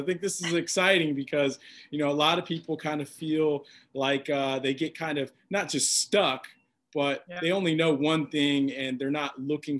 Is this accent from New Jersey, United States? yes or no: no; Kansas City, Missouri, United States; I grew up in Kansas City and you were there.